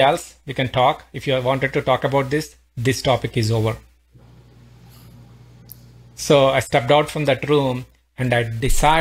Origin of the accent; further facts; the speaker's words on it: India; moved away as an adult; now in Pittsburgh, United States; I'm originally from India, been living in US for almost like 19 years now